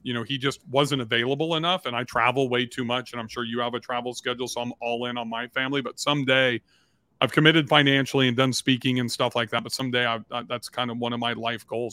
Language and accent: English; Southern California, United States; I grew up in Southern California